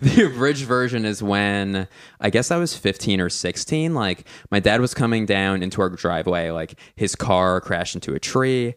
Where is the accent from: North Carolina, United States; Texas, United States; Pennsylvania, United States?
Pennsylvania, United States; Philadelphia; now in Los Angeles, United States; I'm from Philly